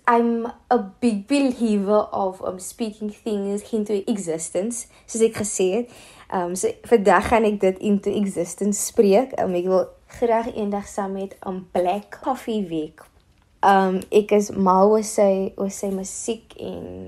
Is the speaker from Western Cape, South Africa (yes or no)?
yes; Cape Town, Western Cape, South Africa; Ek is van Mitchells Plain en ek is 'n singer-songwriter.